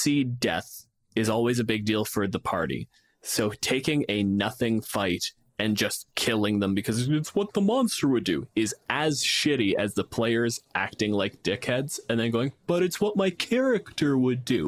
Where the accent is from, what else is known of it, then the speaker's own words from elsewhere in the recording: Canada; I'm a physicist from Canada